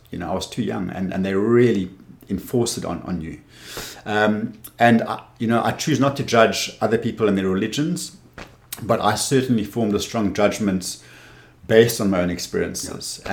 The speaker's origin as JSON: {"language": "English", "town": "Cape Town", "region": "Western Cape", "country": "South Africa", "tie": "born or raised there", "also_born_or_lived": "Windhoek, Namibia", "said": "I moved to Cape Town when I was eight years old"}